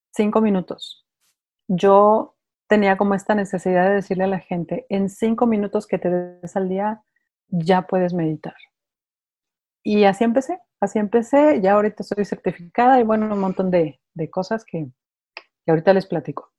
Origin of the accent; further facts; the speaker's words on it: Mexico City, Mexico; moved away as an adult; now in Guadalajara, Mexico; me vengo a vivir a Guadalajara yo soy de Ciudad de México